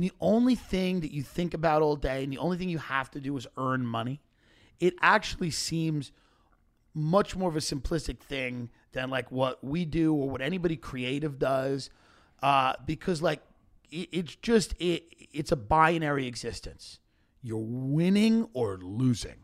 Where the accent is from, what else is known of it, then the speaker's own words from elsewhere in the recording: Long Island, New York, United States; I grew up on Long Island